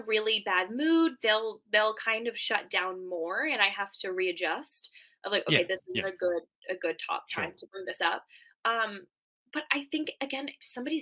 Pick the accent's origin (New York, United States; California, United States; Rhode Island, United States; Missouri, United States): Rhode Island, United States; now in New Hampshire, United States; I grew up in Rhode Island, where we're like the ocean state because we have oceans. So when I moved here